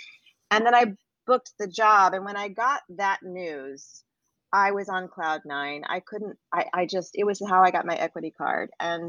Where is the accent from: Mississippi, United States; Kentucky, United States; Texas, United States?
Kentucky, United States; moved away as an adult; also born or lived in Illinois / Los Angeles; now in New York, United States; I'm from Kentucky and grew up fishing on the Kentucky lake with my dad.